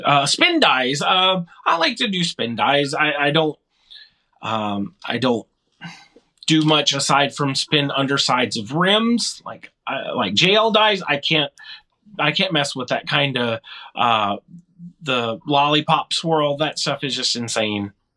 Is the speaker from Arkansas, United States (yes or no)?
yes; Arkansas, United States; moved away as an adult; now in Michigan, United States; we relocated to Michigan from Arkansas, which is where I spent most of my formative years in my life